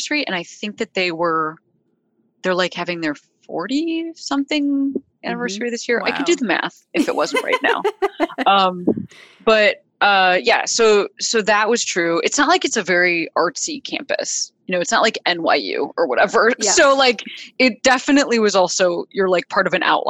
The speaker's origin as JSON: {"language": "English", "town": "Chicago", "region": "Illinois", "country": "United States", "tie": "born or raised there", "also_born_or_lived": "Boston", "moved": "yes", "said": "people who I grew up near in Chicago"}